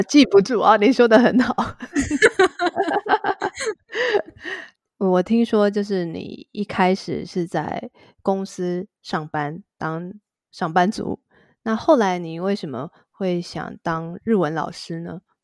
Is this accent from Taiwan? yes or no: yes; Taiwan; 如果是台湾人的话，我们会觉得哇，好厉害哦